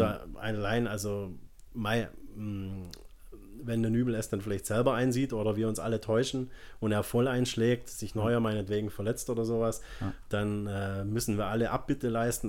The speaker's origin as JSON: {"language": "German", "region": "Swabia", "country": "Germany", "moved": "yes", "said": "ich bin ja Schwabe ursprünglich, ähm, bei uns nennt man das, er ist ein richtiger Schaffer"}